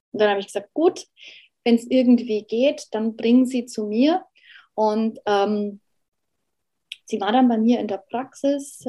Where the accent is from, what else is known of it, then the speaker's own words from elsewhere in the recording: Germany; wir als Deutsche